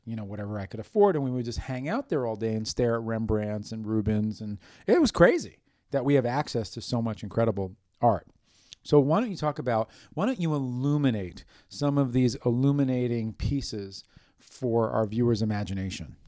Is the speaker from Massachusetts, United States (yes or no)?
no; New York City, New York, United States; growing up in New York City, in the epicenter of art